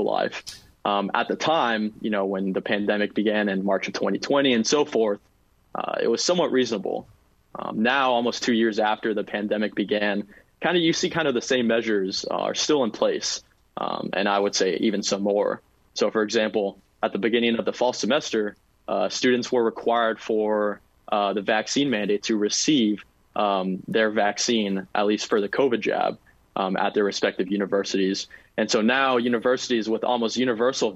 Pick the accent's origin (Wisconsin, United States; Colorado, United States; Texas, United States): Texas, United States; San Antonio; moved away as an adult; now in Fairfax, United States; Proudly born and raised in San Antonio, Texas